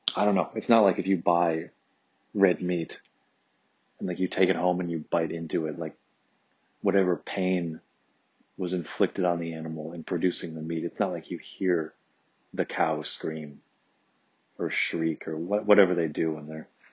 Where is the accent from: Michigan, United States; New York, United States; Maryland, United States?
Michigan, United States; Detroit; now in California, United States; suburban Detroit where I grew up